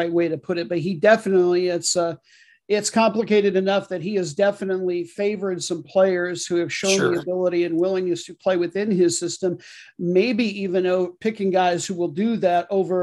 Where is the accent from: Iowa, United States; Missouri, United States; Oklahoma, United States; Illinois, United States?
Iowa, United States; I grew up in Iowa